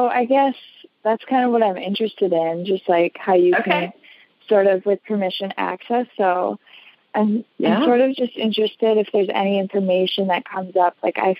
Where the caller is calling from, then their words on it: Wisconsin, United States; I'm calling from Wisconsin, from across Wisconsin.